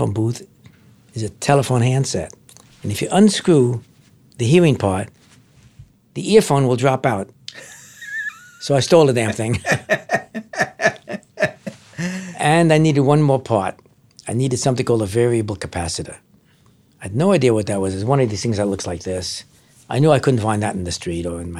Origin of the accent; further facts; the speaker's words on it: New York City, New York, United States; Our apartment was up in Washington Heights, in a bad part of Washington Heights, the wrong side of Broadway. So I grew up there, went to elementary school there, born in 1934